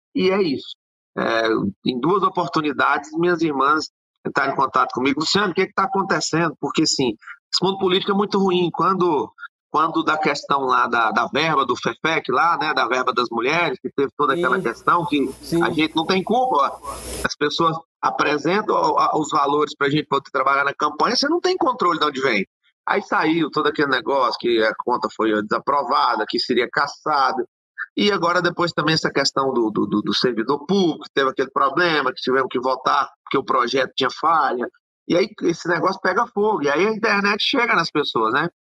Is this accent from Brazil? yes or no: yes; Luziânia, Goiás, Brazil; eu sou nascido e criado aqui em Lusiânia